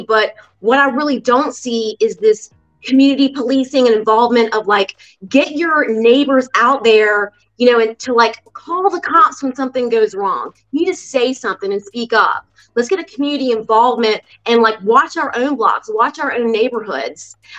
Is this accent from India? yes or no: no; North Carolina, United States; moved away as an adult; also born or lived in New York / New Jersey; now in Rocky Mount, United States; I'm from North Carolina, born and raised, and but I'd moved away and lived all over parts of town.